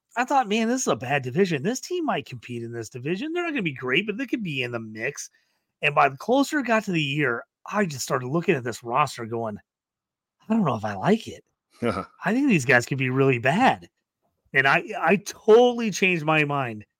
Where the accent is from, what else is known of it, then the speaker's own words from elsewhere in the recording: Illinois, United States; we're both from Illinois